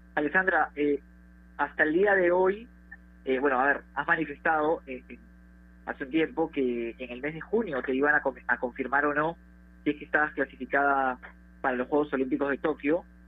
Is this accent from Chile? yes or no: no; Peru; somos peruanos